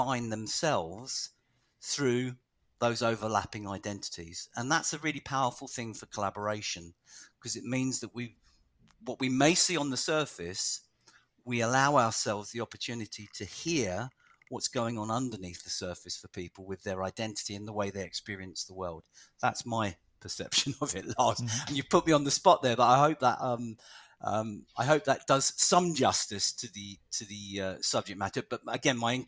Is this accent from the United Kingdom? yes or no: yes; London, United Kingdom; my whole family is Irish, and I was born in London to Irish parents all the way through the 60s and 70s and 80s